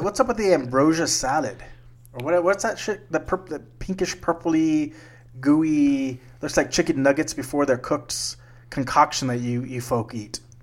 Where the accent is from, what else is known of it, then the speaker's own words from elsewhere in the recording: South Texas, United States; Growing up in South Texas, I used to have a tree in the backyard